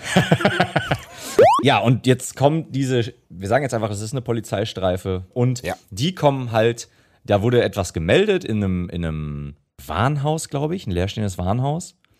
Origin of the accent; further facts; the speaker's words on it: Germany; als Deutscher